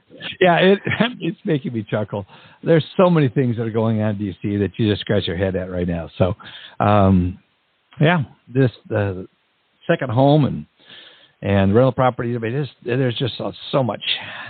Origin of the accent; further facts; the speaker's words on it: Minnesota, United States; I'm from Minnesota.